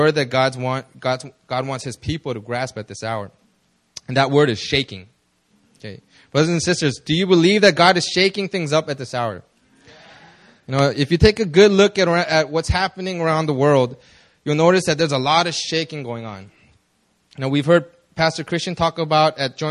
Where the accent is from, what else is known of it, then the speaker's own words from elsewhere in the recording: Los Angeles, California, United States; moved away as an adult; now in South Korea; I immigrated to the States when I was like 6 years old. I lived in L.A.